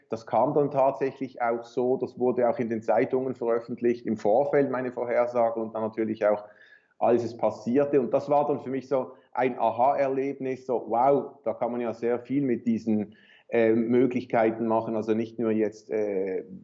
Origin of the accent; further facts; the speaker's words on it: Basel-Landschaft, Switzerland; also born or lived in Paris, France / Chicago, United States / Winterthur; Ich bin in Paris geboren, aber wir hatten dort nur die ersten paar Monate meines Lebens gelebt und dann die Schweiz und dann Chicago und dann wieder Schweiz. Also den Hauptteil meiner Jugend schon in der Schweiz zwischen Winterthur zu Beginn und dann Baselland.